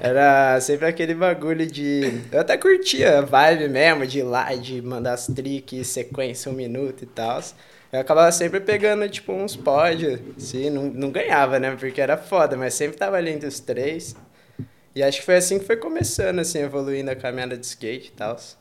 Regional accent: Campinas, São Paulo, Brazil; moved away as an adult; also born or lived in Valinhos, São Paulo / Australia / Italy; now in Barcelona, Spain; eu, tipo, cresci em Campinas praticamente

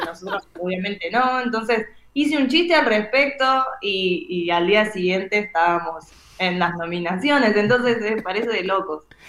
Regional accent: Argentina

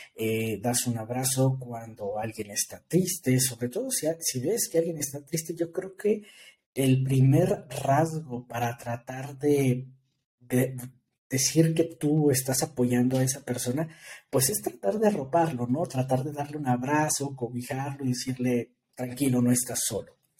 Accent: Mexico; nosotros los mexicanos

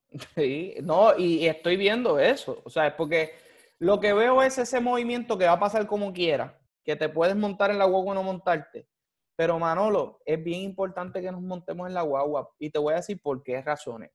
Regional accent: Puerto Rico; como puertorriqueño

